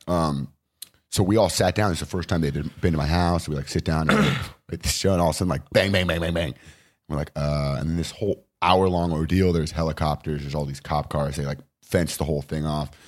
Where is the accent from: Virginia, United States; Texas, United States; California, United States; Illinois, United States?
California, United States; Los Angeles; also born or lived in Westchester, Los Angeles; I grew up in Venice.